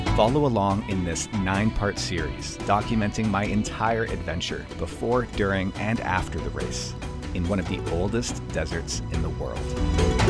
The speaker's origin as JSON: {"language": "English", "town": "Vancouver", "region": "British Columbia", "country": "Canada", "tie": "born or raised there", "said": "I'm born and raised in Vancouver, Canada, over here on the West Coast, British Columbia. Um, I've lived here my entire life"}